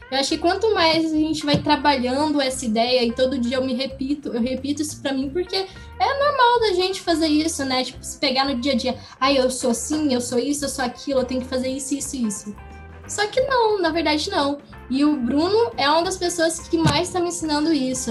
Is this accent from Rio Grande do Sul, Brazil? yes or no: no; Goiânia, Goiás, Brazil; eu nasci em Goiânia, Goiás, é, em 2002